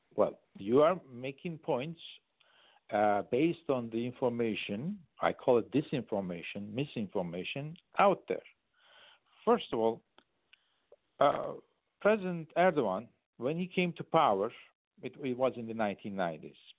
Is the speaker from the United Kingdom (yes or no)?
no; Turkey; first language Turkish; English is a second language; now in United States; English is my third language. French is my second I went to boarding school, and Turkish is my first